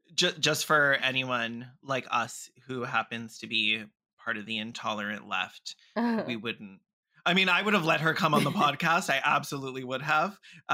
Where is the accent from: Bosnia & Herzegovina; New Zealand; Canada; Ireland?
Canada; I'm Canadian, not American.